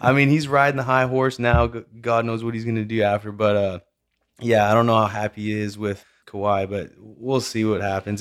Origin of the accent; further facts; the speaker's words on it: Vernon, British Columbia, Canada; moved away; also born or lived in Calgary; when I grew up in Vernon, British Columbia, and moved to Calgary